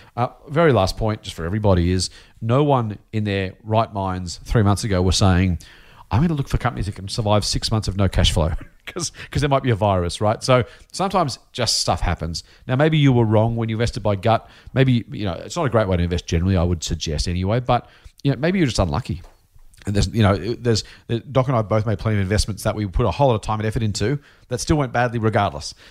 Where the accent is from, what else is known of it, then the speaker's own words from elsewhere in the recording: Australia; being Australian